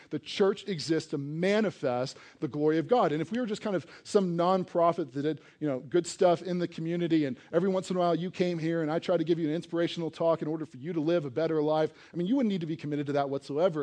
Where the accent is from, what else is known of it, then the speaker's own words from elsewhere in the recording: East Coast, United States; now in Colorado, United States; I grew up on the East Coast